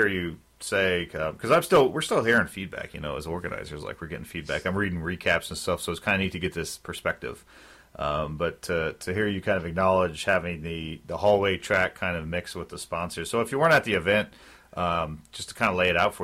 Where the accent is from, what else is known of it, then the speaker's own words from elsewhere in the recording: Philadelphia, Pennsylvania, United States; I'm from Philly